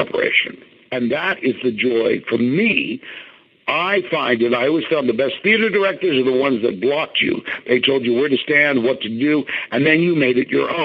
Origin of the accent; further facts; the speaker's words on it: Philadelphia, Pennsylvania, United States; I'm not a New Yorker, so I don't have that New York thing. I'm a Philadelphia boy.